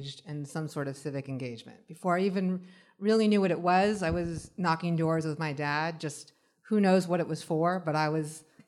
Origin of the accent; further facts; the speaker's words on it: California, United States; I grew up in California